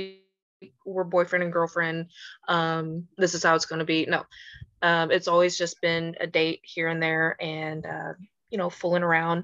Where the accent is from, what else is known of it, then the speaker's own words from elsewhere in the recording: Houston, Texas, United States; I really am from Houston, born and raised